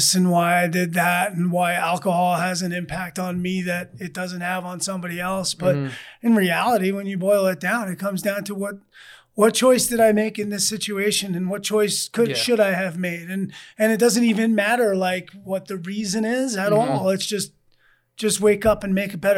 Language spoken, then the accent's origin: English; Massapequa, New York, United States; Massapequa, my hometown